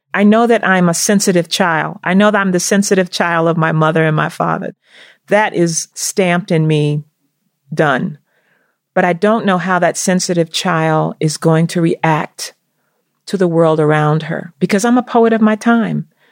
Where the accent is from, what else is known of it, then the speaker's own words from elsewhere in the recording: the South, United States; growing up in the South